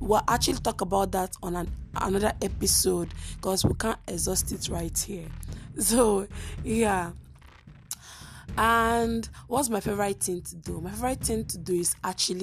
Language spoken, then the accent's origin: English; Imo, Nigeria; I'm from Nigeria. And most importantly, I'm from Imo State, the best state in the eastern part of Nigeria